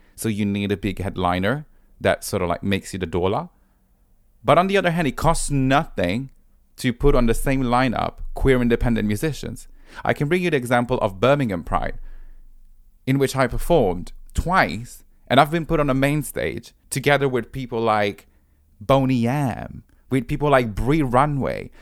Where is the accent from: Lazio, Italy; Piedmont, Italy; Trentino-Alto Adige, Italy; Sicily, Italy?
Lazio, Italy; Rome; moved away as an adult; now in London, United Kingdom; I'm originally from Rome, but now I've been based in London for eight years.